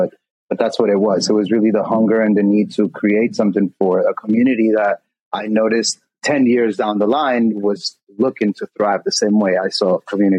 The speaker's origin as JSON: {"language": "English", "town": "Jackson Heights", "region": "New York", "country": "United States", "tie": "born or raised there", "also_born_or_lived": "East Elmhurst, United States", "said": "Elmhurst Queen, Elmhurst kid. East Elmhurst, the hell Elmhurst, you know what I'm saying? Gotcha. And I grew up in Jackson Heights and East Elmhurst. Shout out to everybody from out there, man."}